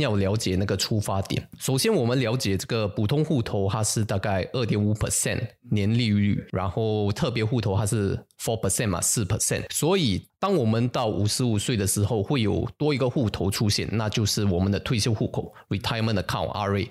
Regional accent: Singapore; 我们新加坡人吼，去 top up 这个 C P F 的这个款呢

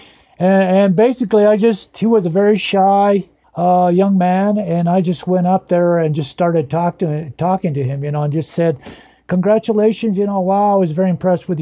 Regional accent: northern New Mexico, United States; first language Spanish; English is a second language; growing up in a broken home in northern New Mexico, dirt poor, both parents being illiterate and grandparents being illiterate

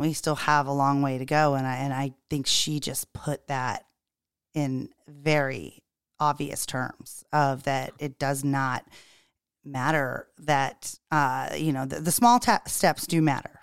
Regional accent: the South, United States; now in Charleston, United States; growing up in the South and being back in the South

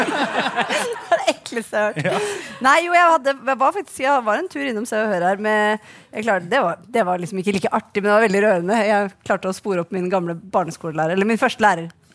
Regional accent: Akershus, Norway; vi er jo fra Akershus

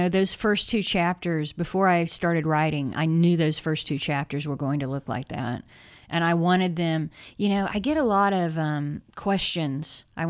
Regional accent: the South, United States; because we're both from the South. I mean, he's Mississippi, so that's kind of a different kind of South.

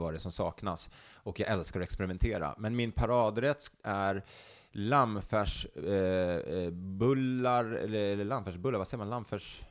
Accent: Stockholm, Stockholm County, Sweden; also born or lived in Älvsjö; Jag är upp, eh, uppvuxen inte så långt härifrån där vi sitter och spelar in det här, mm. eh, i Högdalen

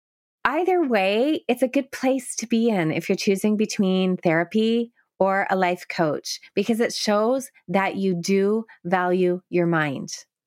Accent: Canada; I am a Canadian speech therapist, only able to work with people within the province of Ontario.

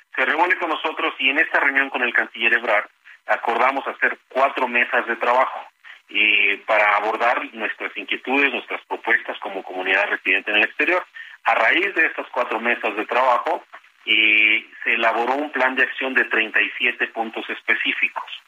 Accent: Mexico; now in United States; Somos tan mexicanas y tan mexicanos como quienes residen en territorio nacional

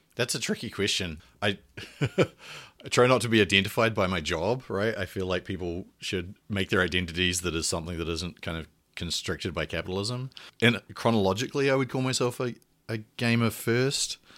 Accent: New Zealand; moved away; I'm a New Zealander and I went to or did all my undergraduate and previous education in New Zealand.

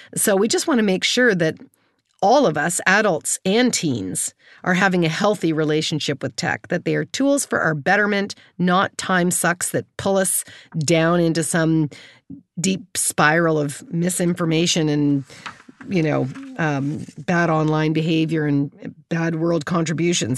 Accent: Kitchener, Ontario, Canada; I grew up in Kitchener, Waterloo, in, uh, in Ontario

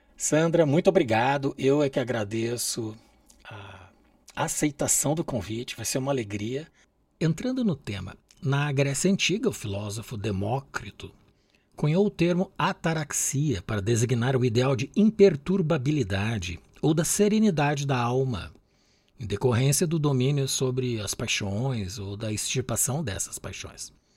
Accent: Brazil; mim que sou brasileiro

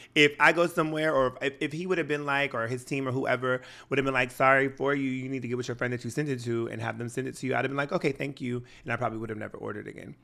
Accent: Washington, United States; I'm from Washington State and we're notorious for wearing sweatshirts and shorts

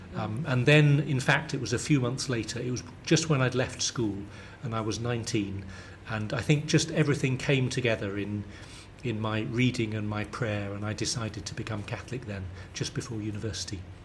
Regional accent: St Albans, East of England, United Kingdom; accent: London southern; I grew up in a town just north of London, about 30 miles north, called St Albans

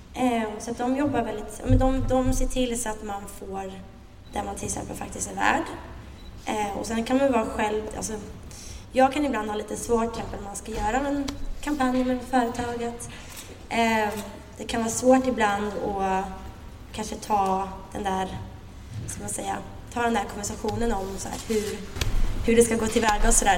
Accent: Linköping, Östergötland, Sweden; moved away as an adult; now in Stockholm, Sweden; är uppvuxen, som ni hör på min fantastiska dialekt, i Linköping

